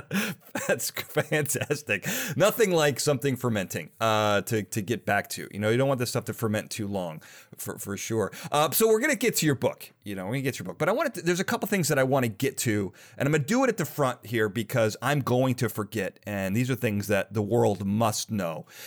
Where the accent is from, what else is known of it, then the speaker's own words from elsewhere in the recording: Chicago, Illinois, United States; I'm from Chicago